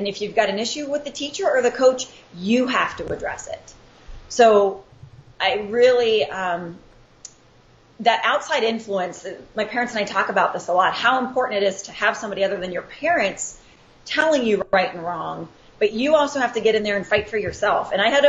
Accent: Pittsburgh, Pennsylvania, United States; now in Scottsdale, United States; Well, I am born and raised in Pittsburgh, PA, but yins aren't going to hear a Pittsburgh accent out of me.

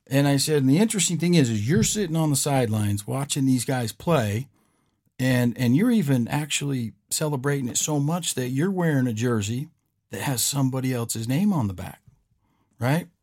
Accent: West Coast, United States; I'm not from here. I'm from the West Coast.

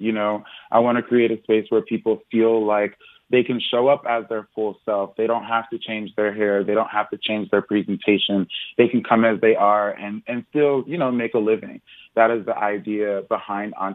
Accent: East Coast, United States; now in Los Angeles, United States; I'm from the East Coast.

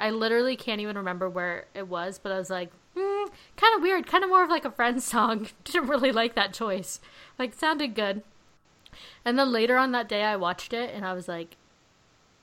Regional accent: Palm Springs, California, United States; I'm from Palm Springs

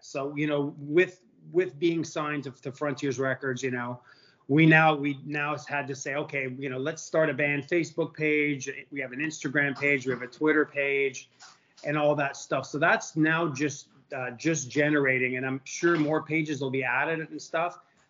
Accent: Montreal, Quebec, Canada; I think I started when I was 9 up in Montreal. You know, being in a Canadian yourself

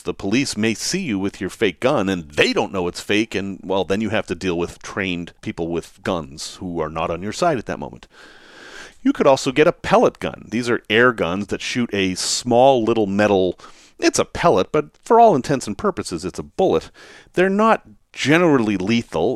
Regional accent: Massachusetts, United States; I grew up in Massachusetts

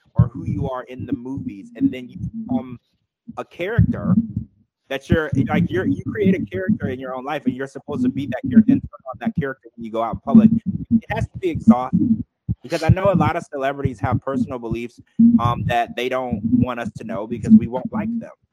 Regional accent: the South, United States; I was raised in the South

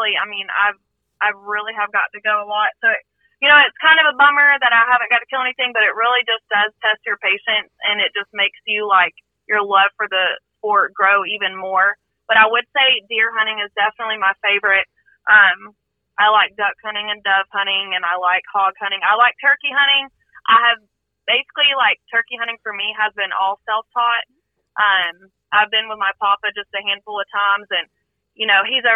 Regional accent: Cherokee County, Georgia, United States; now in Acworth, United States; I'm from Cherokee County. Basically lived there my whole life.

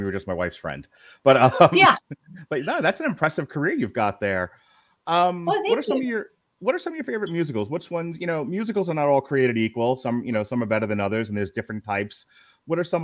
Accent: Long Island, New York, United States; I grew up on Long Island, New York

